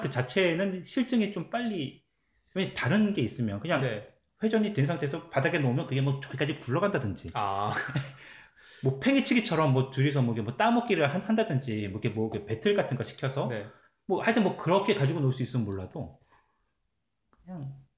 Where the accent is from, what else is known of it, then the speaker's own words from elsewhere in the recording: Seoul, South Korea; now in Canada; 서울 집에만 있는 거니까